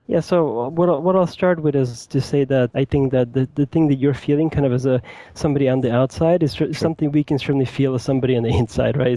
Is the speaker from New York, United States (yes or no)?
yes; New York City, New York, United States; moved away as an adult; now in Seattle, United States; i grew up in new york city i currently live in the greater seattle area I moved here a couple of years ago